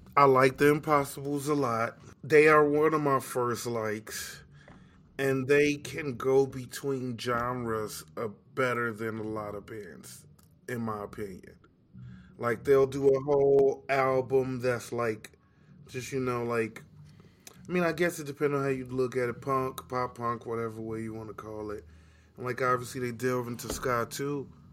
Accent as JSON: {"language": "English", "town": "Chicago", "region": "Illinois", "country": "United States", "said": "I'm just a kid from Chicago"}